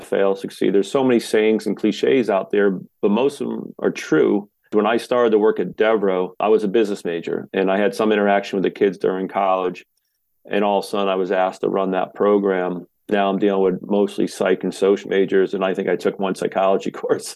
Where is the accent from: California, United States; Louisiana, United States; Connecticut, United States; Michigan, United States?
Connecticut, United States; Washington; grew up youngest of seven kids in a small town, small area here